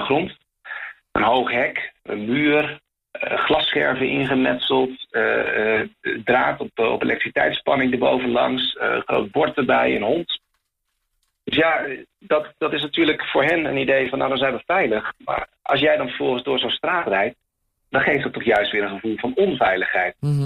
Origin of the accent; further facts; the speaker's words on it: Netherlands; now in Chile; als Nederlander